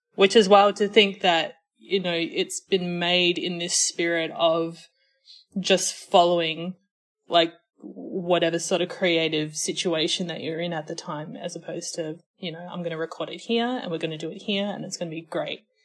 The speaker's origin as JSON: {"language": "English", "country": "Australia", "accent": "Australian"}